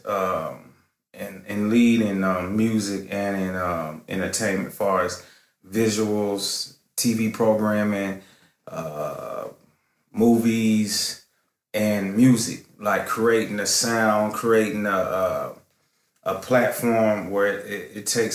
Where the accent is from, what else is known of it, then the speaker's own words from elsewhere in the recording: Cleveland, Tennessee, United States; moved away as an adult; also born or lived in Minneapolis, Minnesota; now in Los Angeles, United States; I'm born and raised in Cleveland, Tennessee